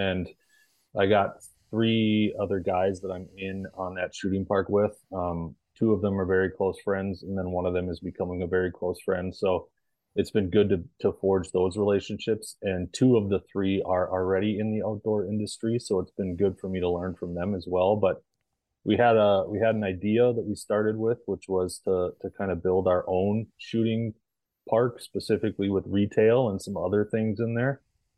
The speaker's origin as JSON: {"language": "English", "region": "Minnesota", "country": "United States", "said": "I'm from Central Minnesota."}